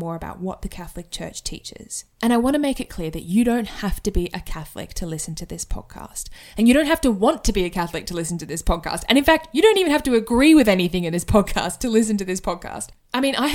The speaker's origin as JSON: {"language": "English", "town": "Sydney", "region": "New South Wales", "country": "Australia", "moved": "as an adult", "lives_now": "Brisbane, Australia", "said": "I currently live in Brisbane in Australia, although I am originally from Sydney."}